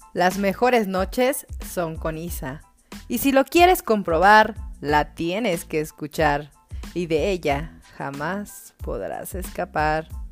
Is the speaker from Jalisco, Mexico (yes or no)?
yes; Atengo, Jalisco, Mexico; moved away as an adult; now in Guadalajara, Mexico; nací aquí en Guadalajara, pero viví mayor tiempo en Atengo, Jalisco y luego retorné hace como ocho años nuevamente aquí a Guadalajara.